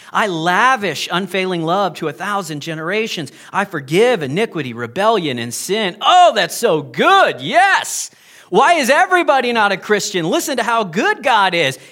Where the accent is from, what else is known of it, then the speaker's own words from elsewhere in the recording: United States; moved away; I'm American